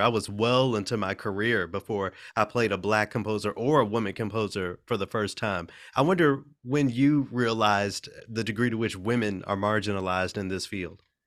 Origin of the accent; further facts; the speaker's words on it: Memphis, Tennessee, United States; I'm from Memphis, you know, I'm a, a majority black city